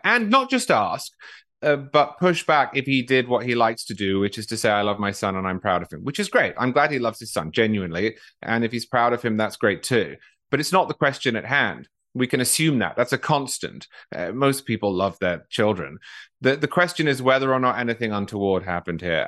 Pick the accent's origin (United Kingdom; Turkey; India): United Kingdom; now in United States